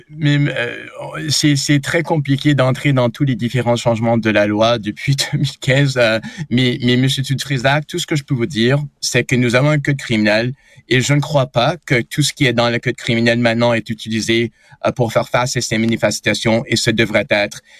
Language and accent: French; Montreal, Quebec, Canada; québécois, canadien, montréalais. Je suis quelqu'un qui, qui, qui sent très à l'aise dans mon pays